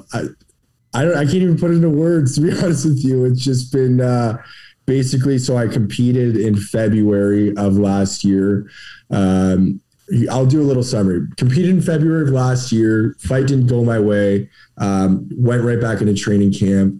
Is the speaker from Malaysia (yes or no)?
no; Canada; I'm from Canada